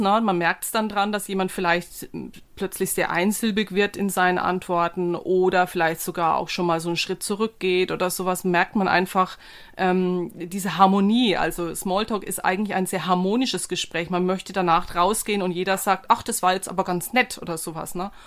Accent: Germany; als Deutscher

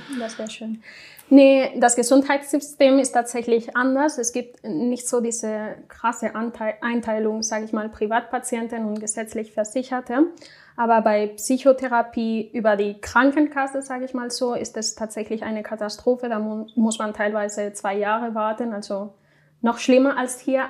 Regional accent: Spain; German is a second language; moved away as an adult; now in Cologne, Germany; Ich komme nämlich aus Spanien

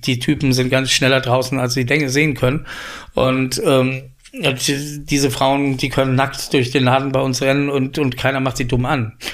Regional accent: Koblenz, Rhineland-Palatinate, Germany; moved away as an adult; also born or lived in Paris, France; now in Berlin, Germany; in Koblenz, wo ich herkomme

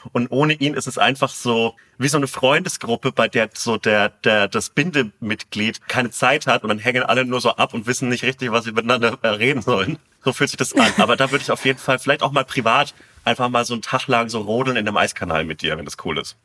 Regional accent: Bavaria, Germany; meinen, äh, mein Heimat, mein Heimatbundesland

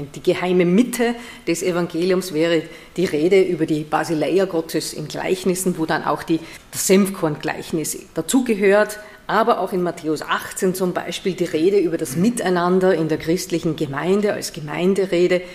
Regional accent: Vienna, Austria; moved away as an adult; now in Paderborn, Germany; ich nicht gebürtig bin aus Nordrhein-Westfalen, ich komme aus Wien. Also ich bin eine Österreicherin

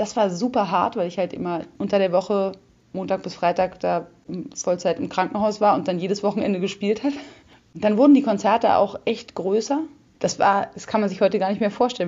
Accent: Berlin, Germany; also born or lived in South America; ich bin in Berlin geboren und eigentlich bis auf eine Zeit, die ich in Südamerika gelebt habe, war ich immer hier

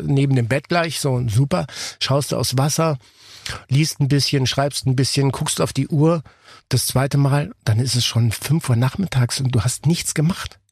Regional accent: Ticino, Switzerland; ich bin ja aus dem Tessin äh, gebürtig

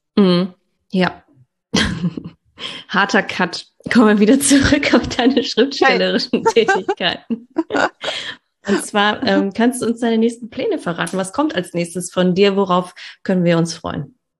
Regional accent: Ruhr area, North Rhine-Westphalia, Germany; ich bin ja auch aus dem Ruhrgebiet

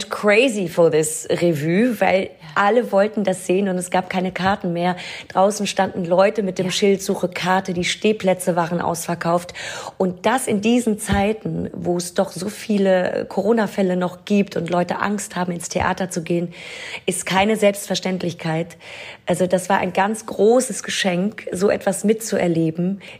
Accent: Nidderau, Hesse, Germany; moved away as an adult; also born or lived in Hanau / London / Paris / New York; now in Berlin, Germany; Ich bin in Hanau geboren. Ich bin aufgewachsen in Ostheim, Niederau-Ostheim. Das ist ein kleines Dorf bei Hanau und bin dann direkt von meinem Dorf nach London gegangen

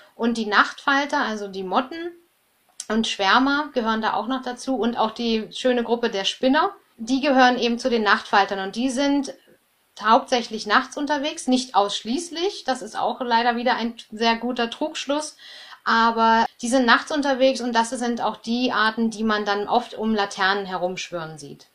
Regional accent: Germany; bei uns in Deutschland

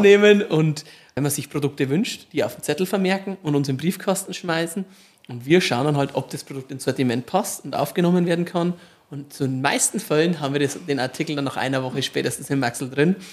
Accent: Marktredwitz, Bavaria, Germany; also born or lived in Poppenreuth near Waldershof; Geboren in Marktredwitz. Mhm. Viele Jahre gewohnt in Poppenreuth bei Waldershof

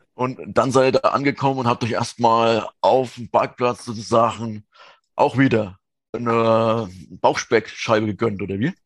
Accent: southern Thuringia, Germany; moved away; ich komme ja gebürtig aus Südthüringen

